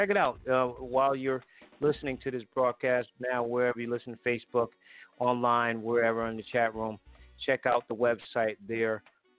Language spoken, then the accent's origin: English; Connecticut, United States; moved away; I grew up in Franklin Street Projects.